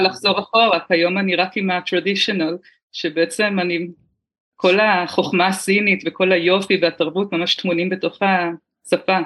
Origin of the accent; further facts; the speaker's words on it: Haifa, Haifa District, Israel; moved away as an adult; now in New Taipei, Taiwan; גדלתי בארץ, בחיפה